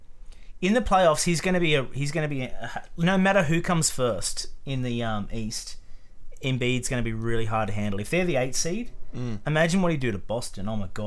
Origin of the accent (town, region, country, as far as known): Australia